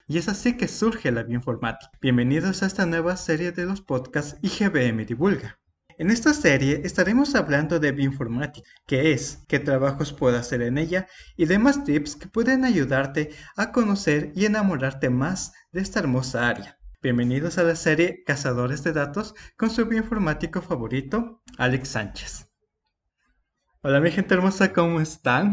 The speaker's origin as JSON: {"language": "Spanish", "country": "Ecuador", "said": "yo soy de Ecuador"}